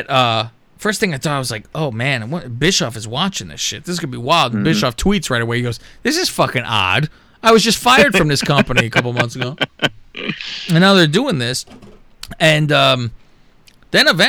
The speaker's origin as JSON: {"language": "English", "town": "San Jose", "region": "California", "country": "United States", "said": "I'm from San Jose"}